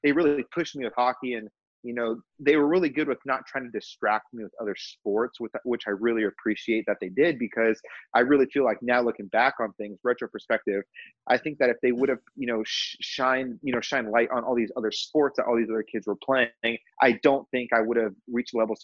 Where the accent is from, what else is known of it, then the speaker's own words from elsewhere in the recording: Orange County, Southern California, United States; I grew up in Southern California, Orange County specifically, and I lived there for about the first 18, 19 years